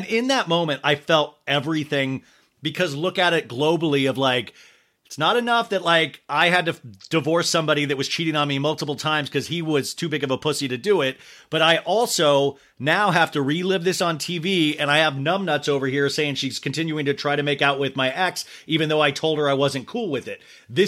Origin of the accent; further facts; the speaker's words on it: Arizona, United States; also born or lived in Kansas; when you grow up in a normal town, like I grew up in Kansas and then Arizona